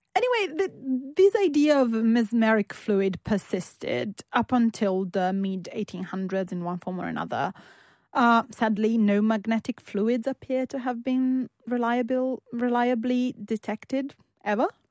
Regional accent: Turin, Piedmont, Italy; born or raised there

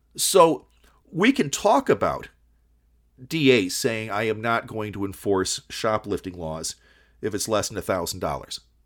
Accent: Kalamazoo, Michigan, United States; also born or lived in Detroit, Michigan; I grew up in Kalamazoo, Michigan

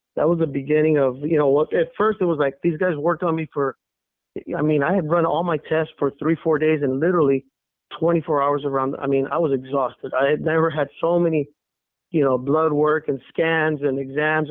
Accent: El Paso, Texas, United States; now in San Antonio, United States; I was born and raised in El Paso, Texas

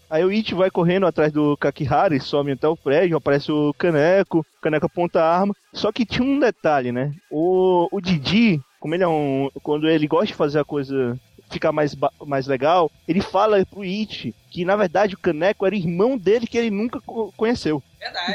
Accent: Fortaleza, Ceará, Brazil; eu sou de Fortaleza, Ceará

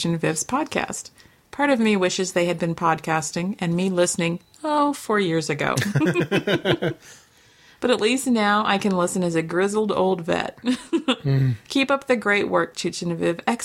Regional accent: United States; growing up in America

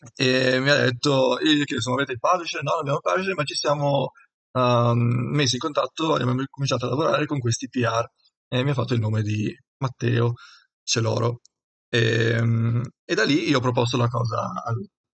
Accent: Udine, Friuli-Venezia Giulia, Italy; sono di Udine

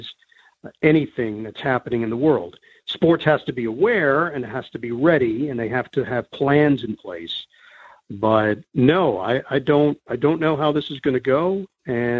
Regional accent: New York, United States; I'm from New York.

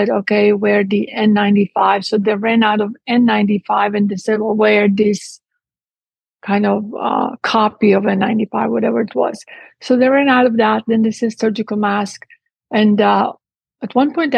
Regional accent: Split, Split-Dalmatia County, Croatia; moved away as an adult; also born or lived in Italy / England; now in Texas, United States; I was born in what used to be Yugoslavia at the time, and I grew up in Split. At 18, I left

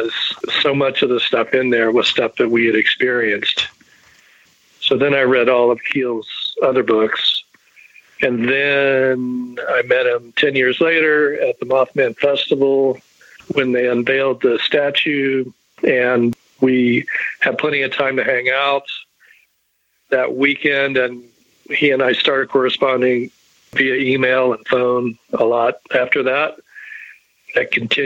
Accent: Charleston, West Virginia, United States; I was in my hometown of Charleston, West Virginia

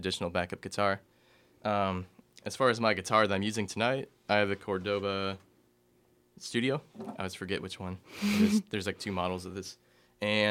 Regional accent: Salem, Indiana, United States; now in Indianapolis, United States; I'm originally from the very small, sparsely populated area of Salem, Indiana. But right now I'm living up in Indianapolis.

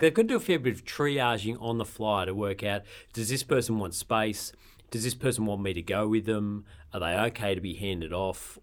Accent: Sydney, New South Wales, Australia; moved away; also born or lived in Campbelltown, New South Wales; I grew up in Lugano, which is not bogan

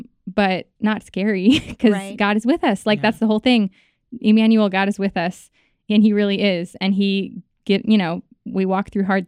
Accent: New York, United States; also born or lived in Los Angeles; So I was born in Los Angeles. She got the call that she was going to be on Saturday Night Live. Mm-hmm. We flew to New York, lived in New York, and I grew up there

